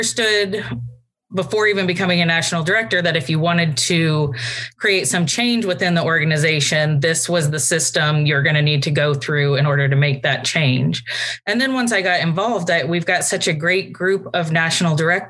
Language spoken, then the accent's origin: English; Lincoln, Nebraska, United States; moved away as an adult; also born or lived in Germany; now in Washington, D.C., United States; I grew up just outside of Lincoln, Nebraska